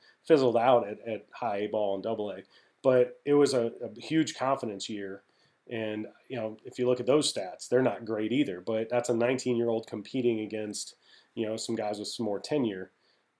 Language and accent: English; Midwest, United States; I'm from the Midwest